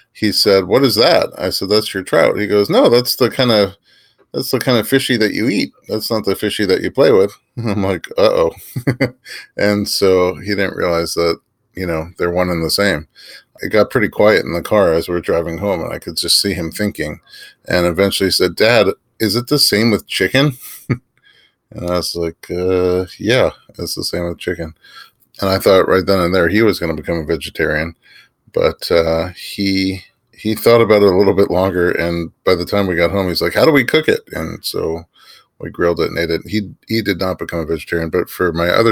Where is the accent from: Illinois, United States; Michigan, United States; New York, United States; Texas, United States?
New York, United States; New York City; I grew up in New York City.